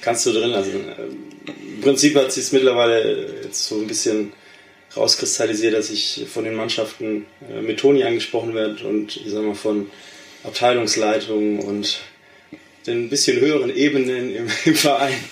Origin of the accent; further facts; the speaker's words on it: Ditzingen, Baden-Württemberg, Germany; moved away as an adult; also born or lived in Bielefeld; now in Steinhagen, Germany; ich komme ja ursprünglich nicht aus Steinhagen, sondern aus Ditzing. Das ist in Baden-Württemberg, im, ich sag mal, im Großraum Stuttgart